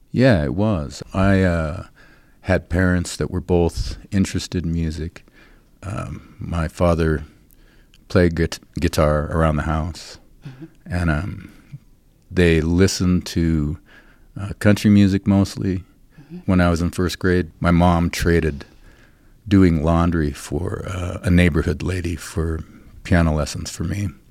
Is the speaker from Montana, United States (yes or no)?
yes; Great Falls, Montana, United States; moved away as an adult; now in Fort Collins, United States; growing up in Montana